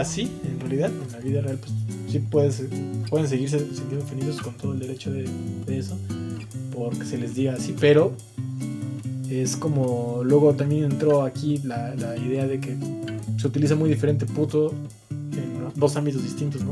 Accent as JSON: {"language": "Spanish", "country": "Mexico", "said": "soy mexicano"}